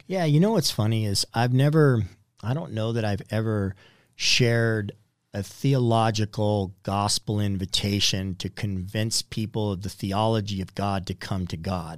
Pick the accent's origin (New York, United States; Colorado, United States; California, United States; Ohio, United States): California, United States; Southern; I was born in Southern California